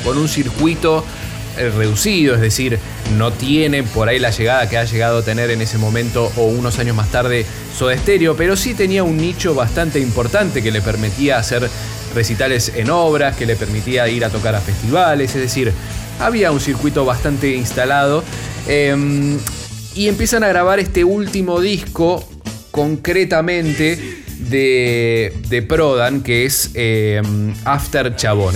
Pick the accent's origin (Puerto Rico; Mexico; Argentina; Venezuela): Argentina